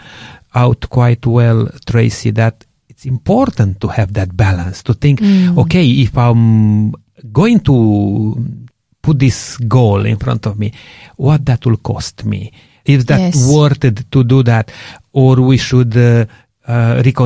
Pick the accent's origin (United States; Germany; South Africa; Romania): Romania; English is a second language; moved away; I'm from Romania, if people didn't realize yet, with my strong accent. You know, we grew up during communist time